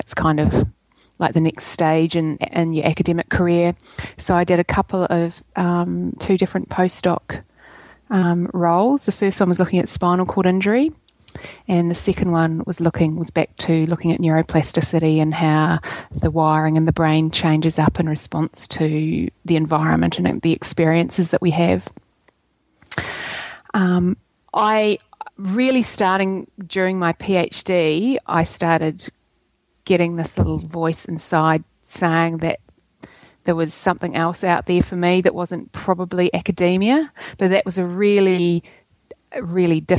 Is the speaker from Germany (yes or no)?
no; New Zealand; accent: Kiwi; moved away; also born or lived in Oxford, United Kingdom; I am a Kiwi, in case you can't tell by my accent